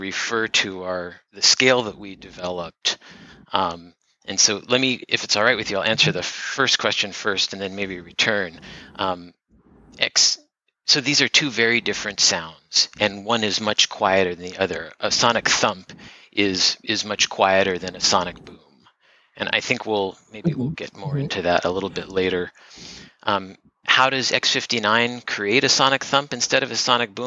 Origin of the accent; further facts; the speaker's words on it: California, United States; moved away as an adult; also born or lived in Iowa; I am originally from California.